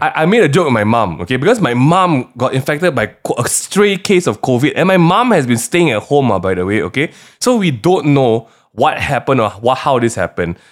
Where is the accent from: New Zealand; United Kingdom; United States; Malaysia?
Malaysia; as a Malaysian